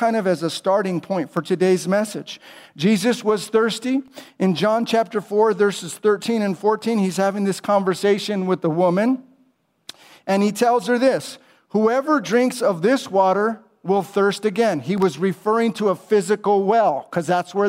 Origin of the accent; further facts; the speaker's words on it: California, United States; now in Charlotte, United States; I'm from California originally